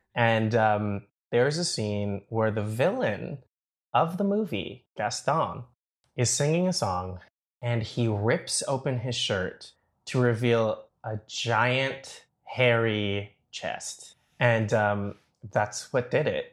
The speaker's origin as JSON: {"language": "English", "town": "Toronto", "region": "Ontario", "country": "Canada", "tie": "born or raised there", "said": "I grew up in Scarborough, but, uh, I mean, sort of. So I, uh, I grew up in Scarborough, but I went to school downtown."}